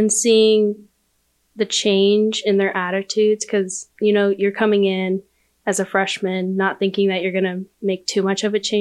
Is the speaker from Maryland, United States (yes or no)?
no; Mustang, Oklahoma, United States; I'm from Mustang, Oklahoma